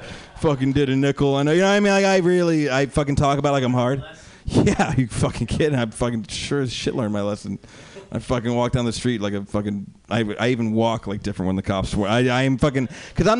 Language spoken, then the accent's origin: English; Morristown, New Jersey, United States; now in Pittsburgh, United States; I grew up in Jersey